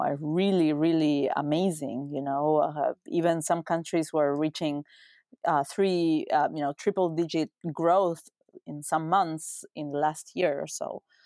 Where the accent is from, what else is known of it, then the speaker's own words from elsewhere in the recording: Uruguay; moved away as an adult; also born or lived in United States; I'm from Uruguay, which is a small country in Latin America, New York to Argentina and Brazil, uh, small country of three million people. Uh, I was born and raised there